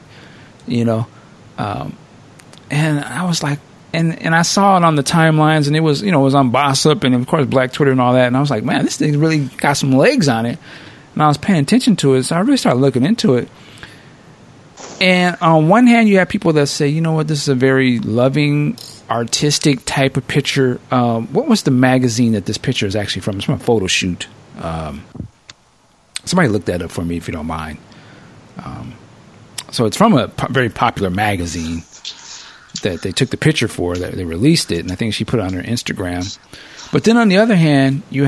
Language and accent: English; Seattle, Washington, United States; Seattle Seahawks, which is my hometown